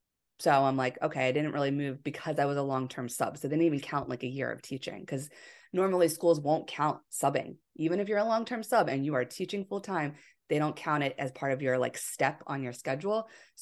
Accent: Pennsylvania, United States; I'm from Pennsylvania and went to school in Pennsylvania at Westchester University, which is a prominent teaching school in the tri-state area.

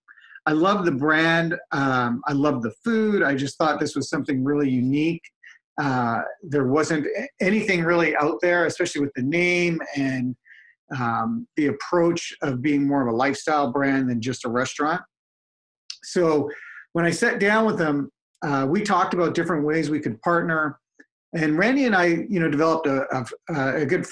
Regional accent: Vancouver, British Columbia, Canada; I'm originally from Vancouver

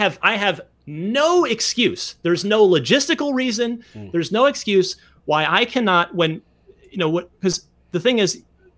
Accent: Vernon, New Jersey, United States; I'm originally from Vernon, New Jersey, which is especially in the 80s.

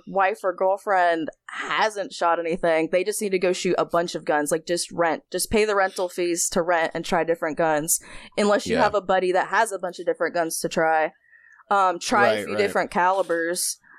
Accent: North Carolina, United States; also born or lived in New York; No, so I was born in New York, but my parents were in the military, so they didn't stay there that long. So, but they weren't in there very long afterwards, so they settled in North Carolina.

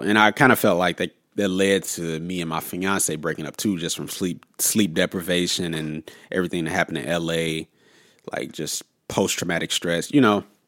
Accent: St. Louis, Missouri, United States; also born or lived in Los Angeles; I'm originally from Saint Louis, so I basically, I just went back home

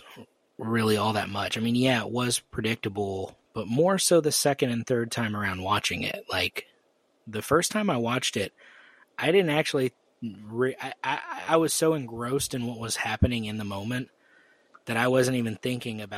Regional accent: Arizona, United States; I grew up in the Southwest in Arizona

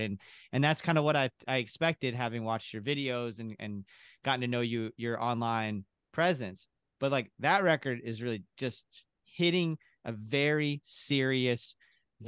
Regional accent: Kentucky, United States; I'm originally from Kentucky

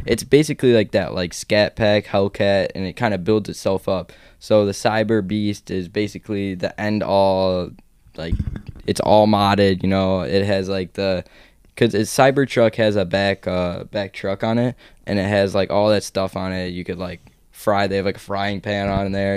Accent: Chicago, Illinois, United States; now in Florida, United States; I'm from Chicago

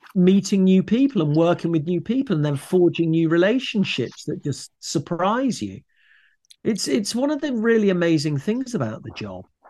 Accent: Leicester, East Midlands, United Kingdom; moved away as an adult; also born or lived in London; I grew up in Leicester, had a lovely, happy, safe childhood

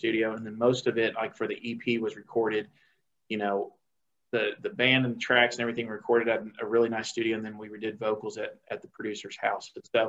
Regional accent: Dominican Republic; moved away as an adult; now in United States; growing up in the Dominican, we thought we were cool because we could speak Spanish and we could sing in Spanish and stuff.

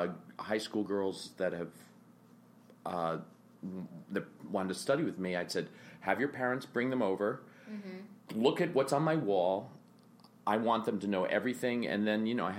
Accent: New York City, New York, United States; growing up in the village, right? Like I wasn't growing up in the Bible Belt

